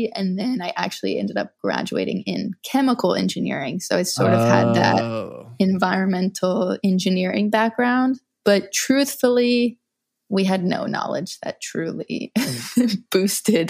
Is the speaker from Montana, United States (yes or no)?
no; Louisiana, United States; I grew up in Louisiana without access to recycling